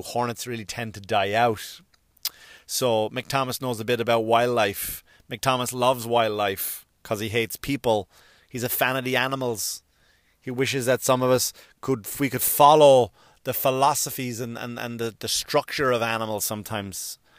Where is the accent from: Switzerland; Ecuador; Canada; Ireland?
Ireland; now in United States; I'm an Irish, I'm, I'm an Irish citizen and I'm a U S citizen